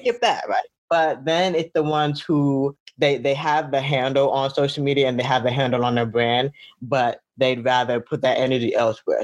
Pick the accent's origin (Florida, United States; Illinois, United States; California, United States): Florida, United States; Fort Lauderdale; I was born in Florida, Lauderdale